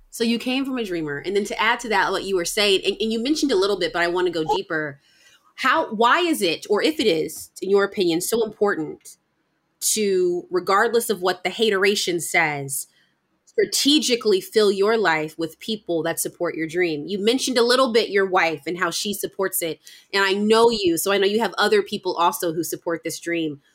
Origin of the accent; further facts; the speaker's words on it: United States; a Black American person